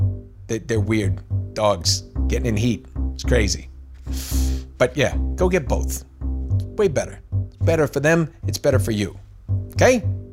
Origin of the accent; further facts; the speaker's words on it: New York, United States; All right, I'm from New York.